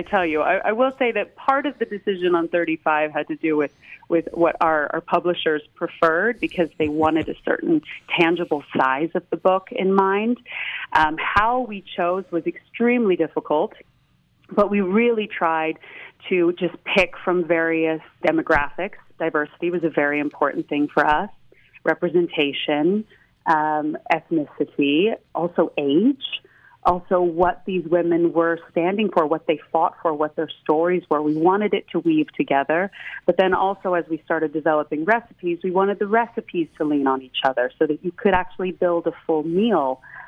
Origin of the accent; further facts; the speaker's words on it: Ventura County, Southern California, United States; moved away as an adult; also born or lived in Los Angeles / Santa Barbara County; now in Switzerland; I am originally from Southern California, born in Los Angeles, but grew up in both Ventura County and then attended university in Santa Barbara County